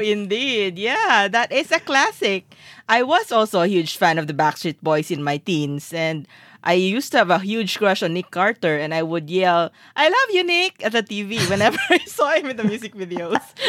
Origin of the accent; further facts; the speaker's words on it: Philippines; we're Filipino